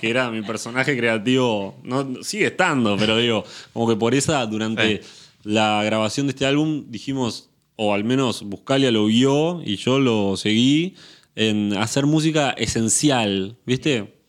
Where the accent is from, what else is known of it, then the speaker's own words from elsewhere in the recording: Montevideo, Uruguay; moved away as an adult; now in Buenos Aires, Argentina; naturalmente nací en Montevideo y en Uruguay